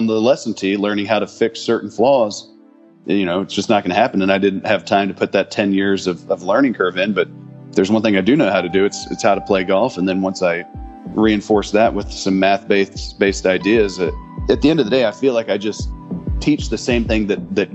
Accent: Dallas, Texas, United States; I'm from Dallas

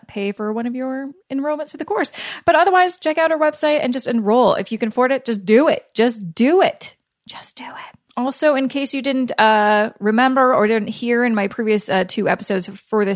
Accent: Canada; I'm Canadian

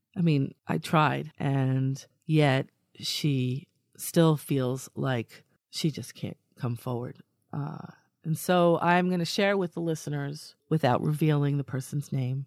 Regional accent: New York, United States; I, I come from New York

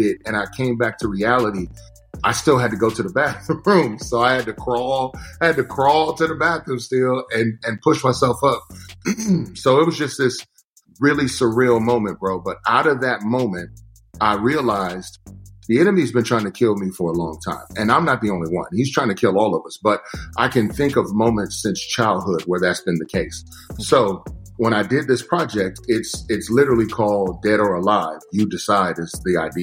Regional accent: Texas, United States; growing up in Texas

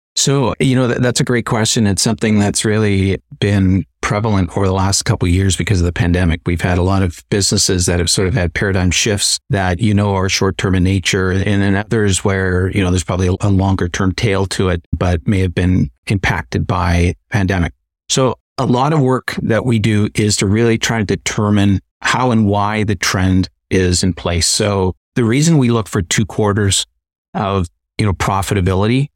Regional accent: Canada; being Canadian

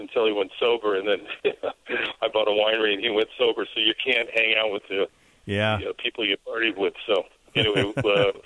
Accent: Los Gatos, California, United States; also born or lived in Marin County, California; I grew up in Los Gatos, California, which was a farming community

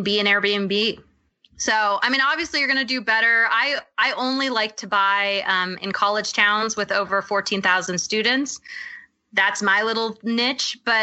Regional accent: Maui, Hawaii, United States; I'm actually from Hawaii. So I'm from Maui

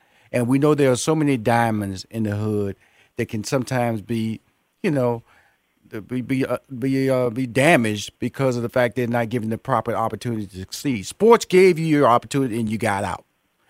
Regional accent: Texas, United States; born or raised there

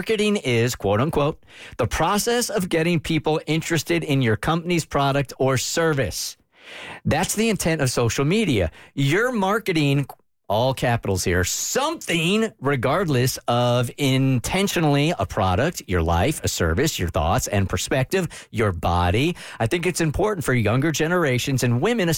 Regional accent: California, United States; moved away; I'm from California also, and I grew up there

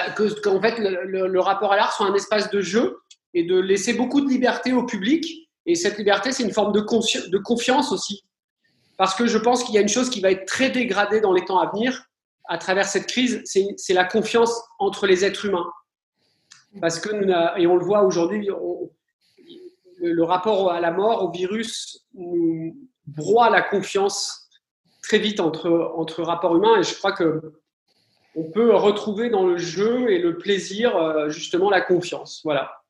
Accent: France; chez nous en France

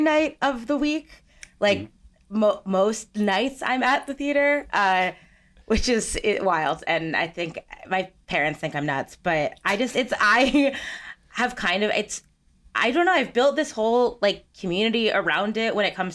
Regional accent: United States; I grew up about 45 minutes outside of New York City

